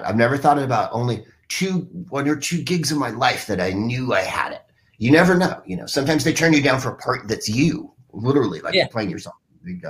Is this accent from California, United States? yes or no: yes; San Francisco, California, United States; I'm from San Francisco